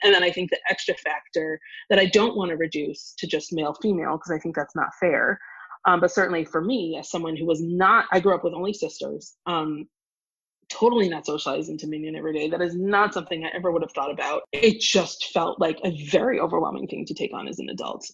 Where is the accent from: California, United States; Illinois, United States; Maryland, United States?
Illinois, United States; Evanston; now in Washington, D.C., United States; I grew up in Evanston, Illinois